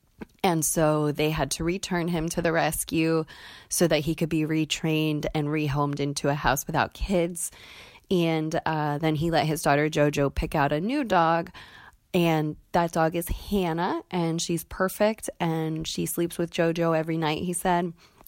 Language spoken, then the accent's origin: English; Pennsylvania, United States; I'm from Pennsylvania